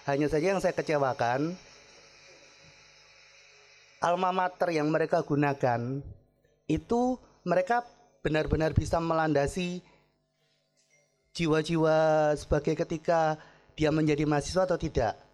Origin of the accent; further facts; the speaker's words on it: Ambon, Maluku, Indonesia; also born or lived in Surabaya / Tulungagung; Karena gini, saya dari Ambon. Saya pindah dari Jawa ini ada namanya adat istiadat dari Surabaya pindah ke Tulungagung.